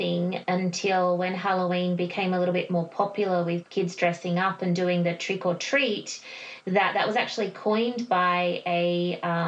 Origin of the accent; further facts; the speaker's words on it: Australia; we are from Australia